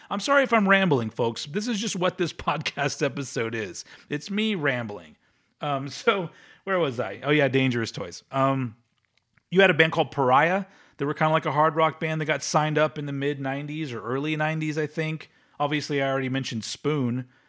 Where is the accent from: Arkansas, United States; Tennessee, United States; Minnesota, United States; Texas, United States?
Texas, United States; Austin; I'm saying goodbye to my hometown.